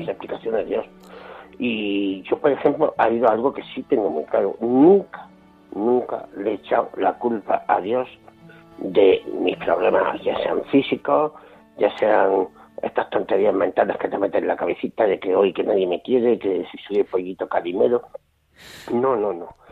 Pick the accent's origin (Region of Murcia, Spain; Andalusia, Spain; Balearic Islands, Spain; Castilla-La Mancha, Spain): Andalusia, Spain; Jaén; also born or lived in Bilbao; aquí en Jaén, que es donde yo vivo y de donde me siento